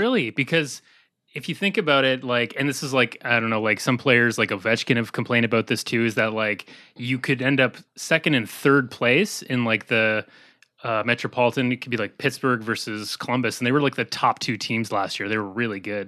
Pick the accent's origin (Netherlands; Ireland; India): Ireland; County Cork, Munster; I'm from County Cork in Ireland